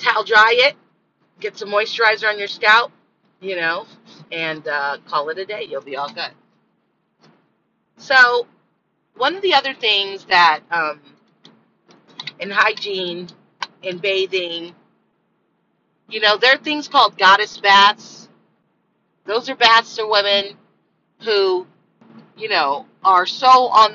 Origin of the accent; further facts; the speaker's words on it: Miami, Florida, United States; growing up in Miami